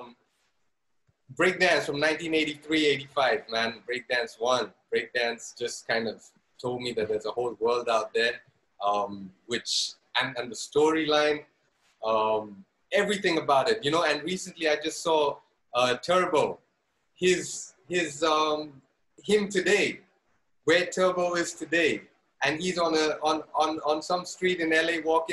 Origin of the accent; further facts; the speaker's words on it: Zambia; moved away; also born or lived in India; I grew up in Zambia, in Africa